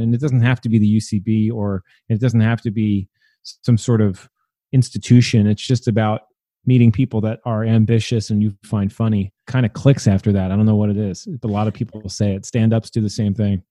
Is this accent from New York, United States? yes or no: yes; New York City, New York, United States; moved away as an adult; also born or lived in Williamsburg, Brooklyn; now in Brooklyn, United States; I'm from Staten Island. My parents live there still